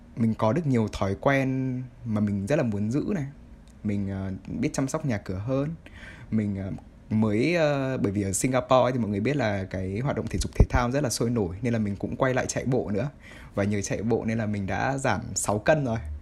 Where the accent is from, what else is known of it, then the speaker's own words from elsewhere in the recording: Vietnam; moved away; quê hương của mình